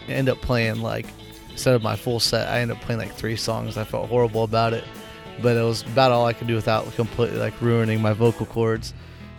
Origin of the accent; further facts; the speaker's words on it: Whitehall, Illinois, United States; also born or lived in Chicago, Illinois; I'm actually in my hometown, Whitehall, Illinois